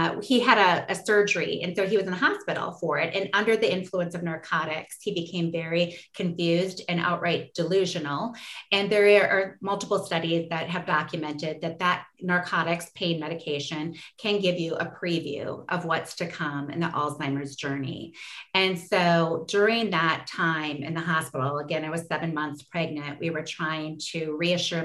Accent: Forest Lake, Minnesota, United States; our immediate community in Forest Lake, Minnesota, which is my hometown that I love still

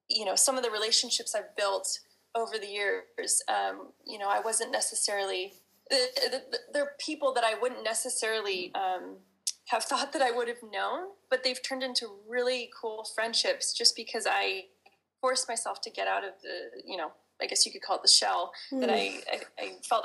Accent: United States; being an American

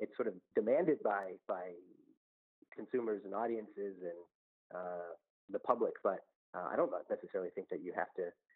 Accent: Woodbury, Vermont, United States; moved away as an adult; now in Philadelphia, United States; I grew up in Vermont, northern Vermont, a small town called Woodbury

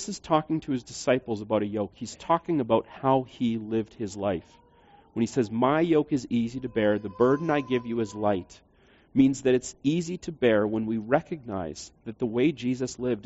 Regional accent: Canada; we would be Canadians

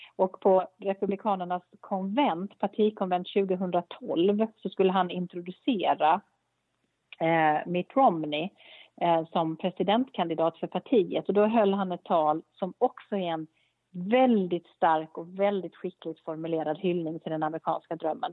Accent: Sweden

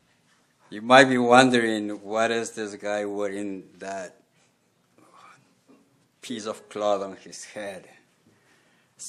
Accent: Quito, Pichincha, Ecuador; moved away; I grew up in Quito, Ecuador, South America

